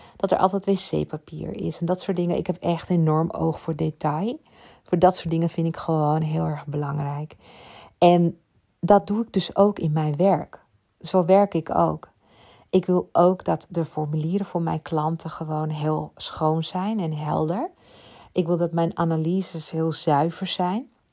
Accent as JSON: {"language": "Dutch", "area": "Ibiza", "region": "Balearic Islands", "country": "Spain", "tie": "born or raised there", "said": "ik kom uit Ibiza, ben daar opgegroeid"}